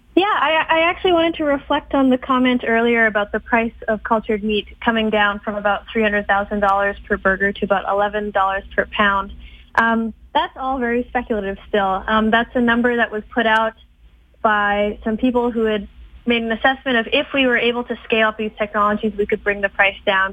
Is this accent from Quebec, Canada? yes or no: no; Edmonton, Alberta, Canada; I grew up in Edmonton.